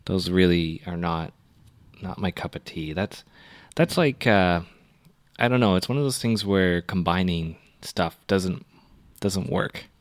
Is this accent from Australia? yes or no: no; Canada; I'm from Canada.